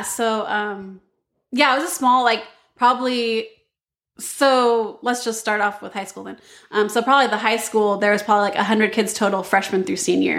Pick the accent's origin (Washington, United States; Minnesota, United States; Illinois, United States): Washington, United States; Battle Ground; I grew up in Battleground, Washington, actually, the town I'm in right now. Yeah, and I grew up in this, like, small Adventist mecca bubble, you know?